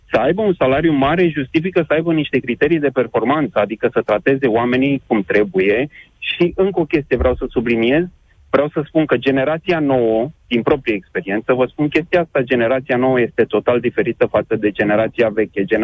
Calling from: Pitești, Argeș, Romania; Bună ziua, sunt din Pitești.

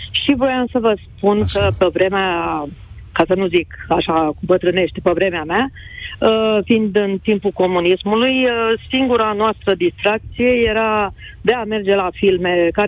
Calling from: Câmpina, Prahova, Romania; sunt din Câmpina

